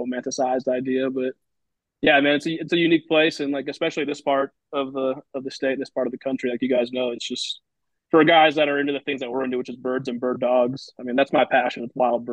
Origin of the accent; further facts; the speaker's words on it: Oakland, California, United States; also born or lived in Fort Peck, Montana; I grew up in the Bay Area, California, born and raised in Oakland